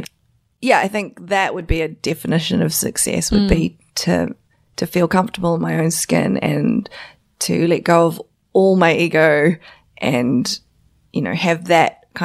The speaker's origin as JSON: {"language": "English", "region": "South Island", "country": "New Zealand", "tie": "born or raised there", "also_born_or_lived": "China (ancestry)", "moved": "yes", "said": "I'm Chinese, so my parents are from China, but I was born in New Zealand"}